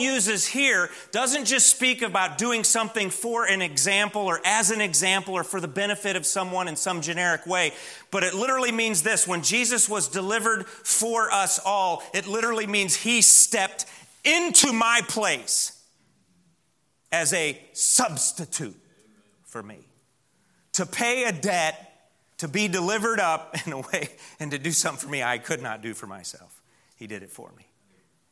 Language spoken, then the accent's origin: English; Midwest, United States; now in Southern US; I come from the Midwest where cedars are more a nuisance than anything